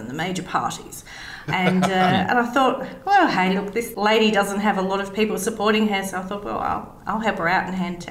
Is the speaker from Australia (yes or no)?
yes; South Australia, Australia; born or raised there; also born or lived in Torquay, England